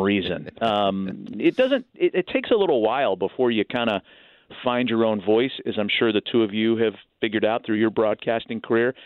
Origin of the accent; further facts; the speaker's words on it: East Bay, Northern California, United States; I was an East Bay kid